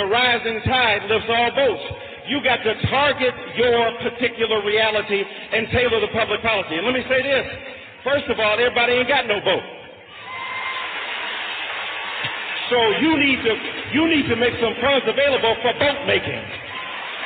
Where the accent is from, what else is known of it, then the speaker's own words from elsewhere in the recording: Detroit, Michigan, United States; I'm from Detroit, Michigan